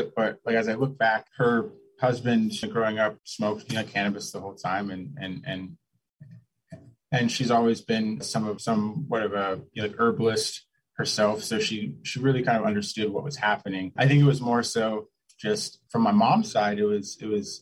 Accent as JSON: {"language": "English", "area": "the Northwest", "region": "Pacific Northwest", "country": "United States", "tie": "born or raised there", "said": "growing up in the Northwest"}